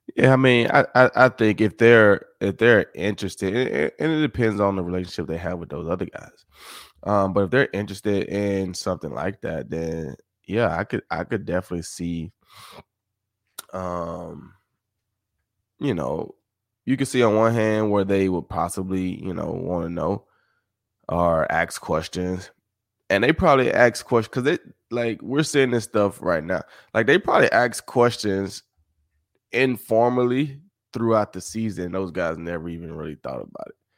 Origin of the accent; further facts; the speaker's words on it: Summit, Mississippi, United States; moved away; I was from Summit, which is, you know, fifteen minutes